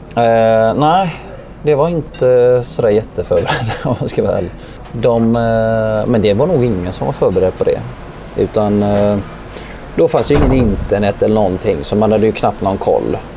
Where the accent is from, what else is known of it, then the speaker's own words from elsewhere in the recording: Gothenburg, Västra Götaland, Sweden; jag är uppvuxen i, i Biskopsgården här på Hisingen